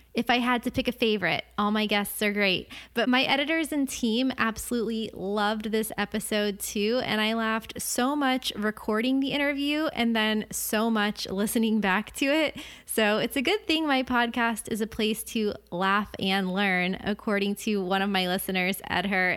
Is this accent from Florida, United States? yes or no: yes; Florida, United States; growing up in Florida and surfing my whole life